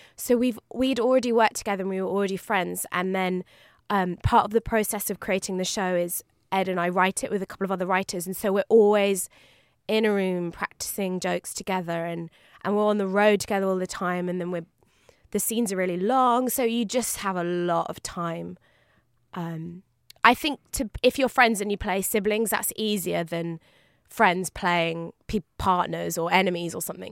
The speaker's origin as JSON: {"language": "English", "region": "London", "country": "United Kingdom", "said": "I'm a Londoner"}